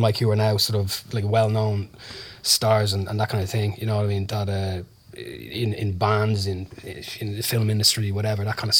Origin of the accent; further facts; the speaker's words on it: Dublin, Leinster, Ireland; Sandyford. So I hung around sort of Sandyford, Ballantyre, that kind of area